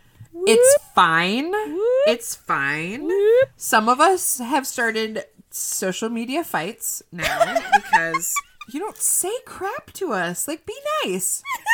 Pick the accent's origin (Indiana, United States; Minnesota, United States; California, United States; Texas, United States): Texas, United States; Oh, please. I'm from Texas.